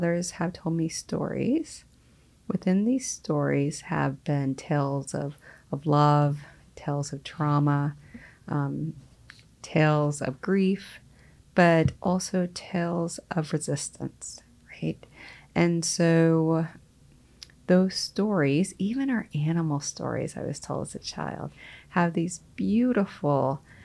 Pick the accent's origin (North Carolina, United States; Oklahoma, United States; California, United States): Oklahoma, United States; Choctaw Nation of; now in Washington, United States; I hail from the Choctaw Nation of Oklahoma